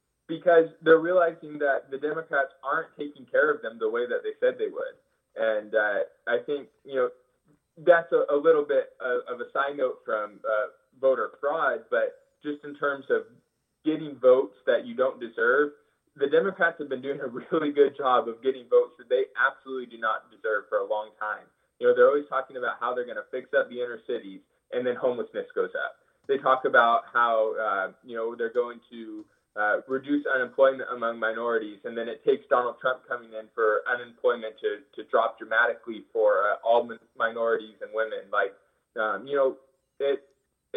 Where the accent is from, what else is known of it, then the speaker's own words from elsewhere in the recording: Hanford, California, United States; moved away as an adult; now in Fresno, United States; I'm from Hanford, and I vote based off my residence in Hanford